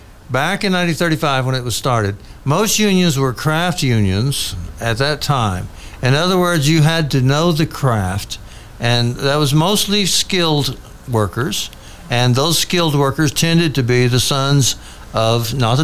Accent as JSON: {"language": "English", "region": "Oklahoma", "country": "United States", "tie": "born or raised there", "said": "Oklahoma, my home state."}